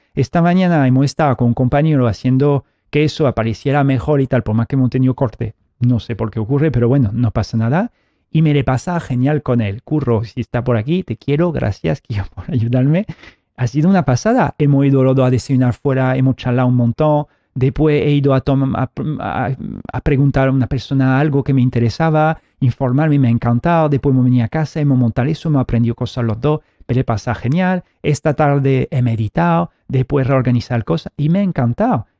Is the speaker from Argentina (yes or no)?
no; France; now in Spain; Yo vengo, nací en Francia